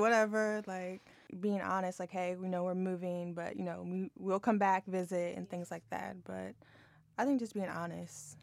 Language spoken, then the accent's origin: English; Harrisonburg, Virginia, United States; moved away as an adult; also born or lived in Fairfax, Virginia / Arlington, Virginia; I grew up in Harrisonburg